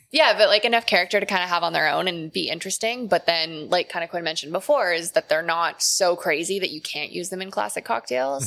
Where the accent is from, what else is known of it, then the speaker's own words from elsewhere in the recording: Calgary, Alberta, Canada; moved away; I'm from Calgary originally